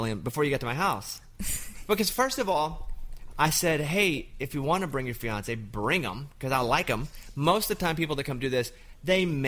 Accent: Arkansas, United States; moved away as an adult; also born or lived in Austin; I grew up in Arkansas until I was 27

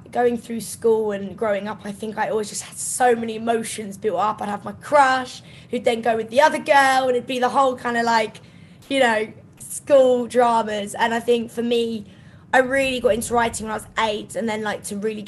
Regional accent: Kent, South East England, United Kingdom; I grew up in Kent, so it's about an hour and a half outside of London

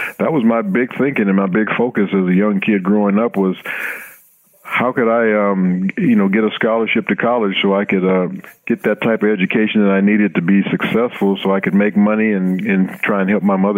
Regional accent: Los Angeles, California, United States; You know, I grew up in Los Angeles, like you said. You know, we weren't very well off.

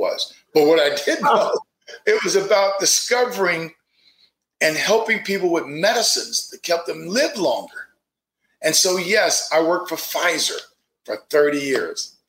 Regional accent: Fort Pierce, Florida, United States; Zora, the great Renaissance writer, is from my hometown, or I'm from her hometown.

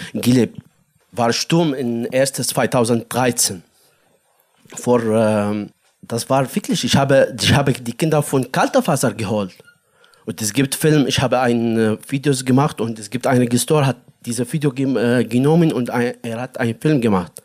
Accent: Daraa, Daraa Governorate, Syria; German is a second language; moved away as an adult; also born or lived in Jordan; now in Berlin, Germany; Ich komme aus äh, Syrien, aus äh, Daraa, am Grenze zwischen Syrien und Jordanien.

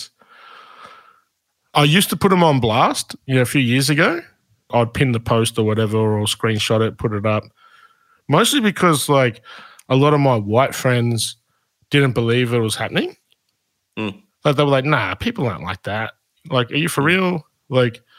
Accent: Shepparton, Victoria, Australia; when I was a kid growing up in Shepparton

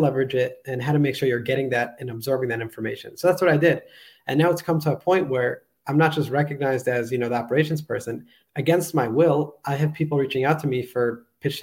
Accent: New York, United States; moved away as an adult; also born or lived in Israel; now in Budapest, Hungary; I was born and raised in New York, moved later in my life to Israel

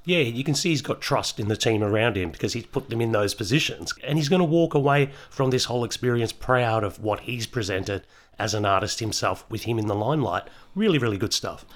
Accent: Melbourne, Victoria, Australia; I grew up in Melbourne

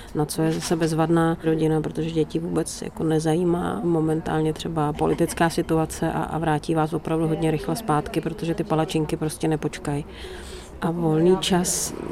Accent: Prague, Czechia; also born or lived in Northern Bohemia; celý život eh, žiju v Praze, tak prázdniny, volný čas, eh, víkendy, tak jsem vždycky trávila v těch severních Čechách

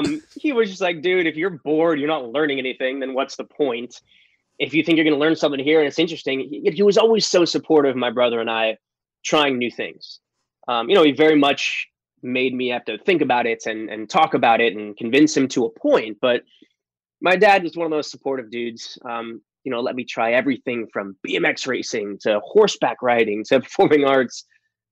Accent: San Diego, California, United States; also born or lived in New York; I was born in New York, but I moved to San Diego when I was a young buck, like 6 years old. So I'm really from the West Coast

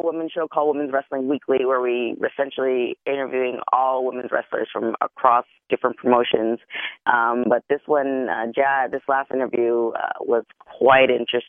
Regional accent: Canada; I'm Canadian

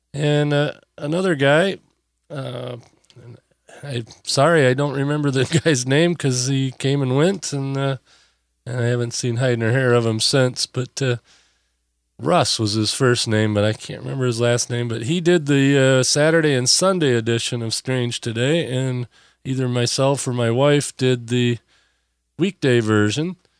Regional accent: Benzie County, Michigan, United States; moved away; I was from Benzie County over there in Lake Anne

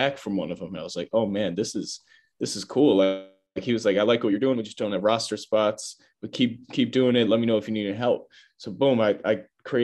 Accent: Chicago, Illinois, United States; I'm from Chicago, Chicagoland area.

